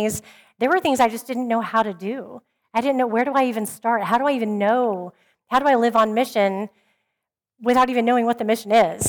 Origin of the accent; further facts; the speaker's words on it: Oklahoma, United States; I grew up in Oklahoma, where everybody called themselves a Christian